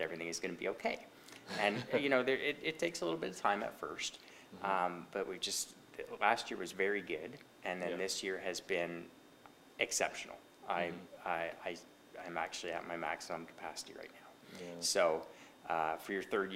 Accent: Trenton, Ontario, Canada; also born or lived in Ancaster / Toronto; now in Hastings County, Canada; I grew up in Trenton

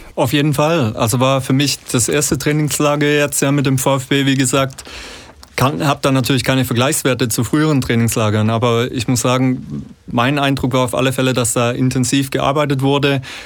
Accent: Fellbach, Baden-Württemberg, Germany; also born or lived in Bad Cannstatt, Stuttgart; komme aus dem schönen Schmieden, Stadtteil von Fellbach

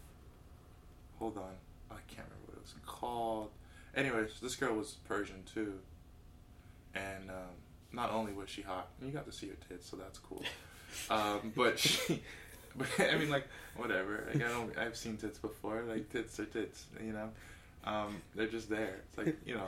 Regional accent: South Florida, United States; I grew up in South Florida

